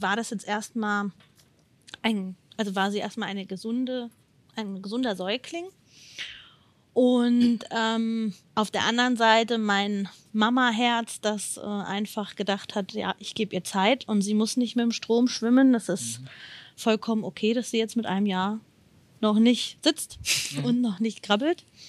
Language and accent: German; Odenwald, Hesse, Germany; ich komme aus dem Odenwald das ist in der Nähe von Darmstadt und in der Nähe von Frankfurt